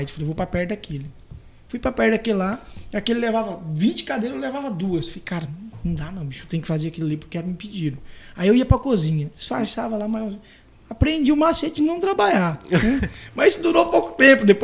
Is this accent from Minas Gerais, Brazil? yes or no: no; Vila Rica, Mato Grosso, Brazil; born there; nasci em Vila Rica, né? uhum. é, cidade próxima aqui de nós. Mudei para Santa Cruz, Santa Cruzinho para Confresa.